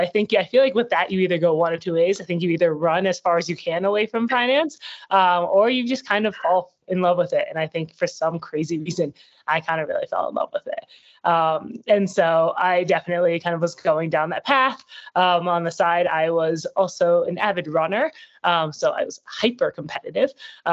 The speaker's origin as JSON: {"language": "English", "town": "New York City", "region": "New York", "country": "United States", "tie": "born or raised there", "said": "I grew up in New York City, so born and raised, have not really left for college."}